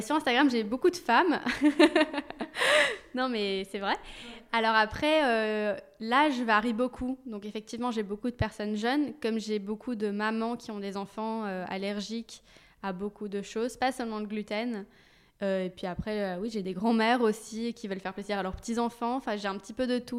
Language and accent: French; Belgium; moved away as an adult; also born or lived in London; now in Paris, France; je suis belge donc en Belgique